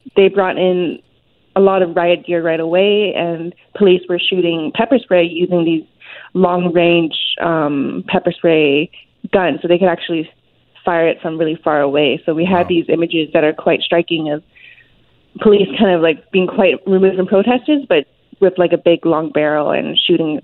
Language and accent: English; Hong Kong; now in Vancouver, Canada; I was born in Hong Kong. My family was one of the many um, people, Hong Kongers, who decided actually to emigrate away from the city